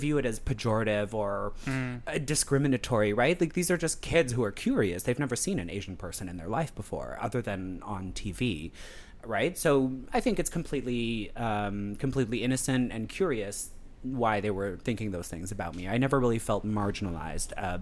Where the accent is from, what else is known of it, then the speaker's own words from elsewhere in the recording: Moncton, New Brunswick, Canada; I was born in New Brunswick, born and raised in New Brunswick, in the most cosmopolitan city in New Brunswick, the grand old city of Moncton